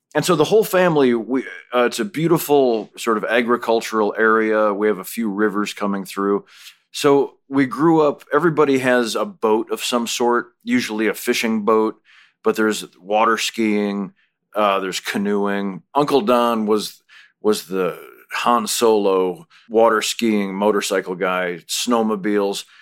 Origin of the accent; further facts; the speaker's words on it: Minooka, Illinois, United States; moved away as an adult; also born or lived in Chicago; now in Los Angeles, United States; when I was growing up and we'd go to the Cubs game or go into town to see the Nutcracker at Christmas